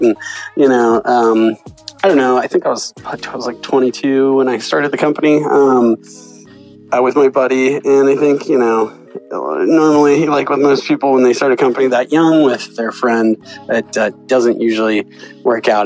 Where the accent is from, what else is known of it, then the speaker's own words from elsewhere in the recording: San Luis Obispo, California, United States; I grew up in Central California. I grew up in San Luis Obispo